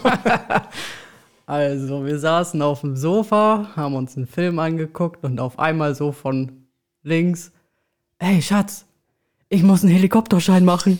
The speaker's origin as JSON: {"language": "German", "town": "Belm", "region": "Lower Saxony", "country": "Germany", "tie": "born or raised there", "also_born_or_lived": "Osnabrück", "said": "aufgewachsen und geboren in Osnabrück, beziehungsweise aufgewachsen in Belm"}